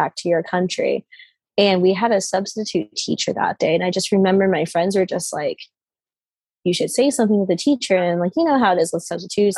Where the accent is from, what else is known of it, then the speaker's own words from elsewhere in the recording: United States; I was born here.